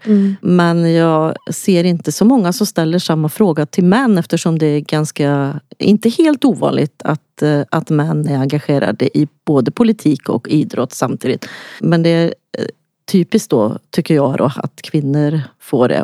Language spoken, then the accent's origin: Swedish; Lidköping, Västra Götaland, Sweden; accent: Västgötska; jag kommer från Lidköping, så att, eh, det hörs antagligen att jag har någon sorts dialekt